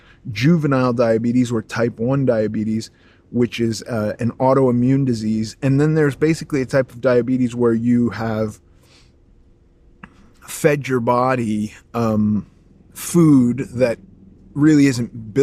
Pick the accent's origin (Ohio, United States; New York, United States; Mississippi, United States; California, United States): California, United States; Los Angeles; And I grew up in Los Angeles